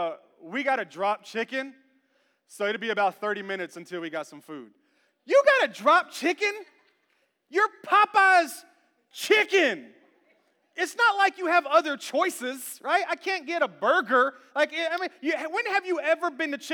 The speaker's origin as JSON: {"language": "English", "town": "Memphis", "region": "Tennessee", "country": "United States", "tie": "born or raised there", "moved": "yes", "lives_now": "Smyrna, United States", "said": "I was born in Memphis. We had a culture"}